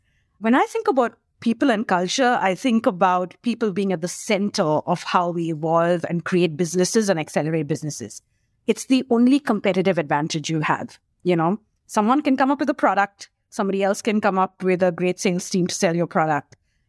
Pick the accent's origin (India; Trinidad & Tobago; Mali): India; born there; also born or lived in Singapore / United Kingdom / Australia / New Zealand; I keep forgetting India because I was born in India, but I didn't actually work in India till I was sent on an assignment to India from Australia.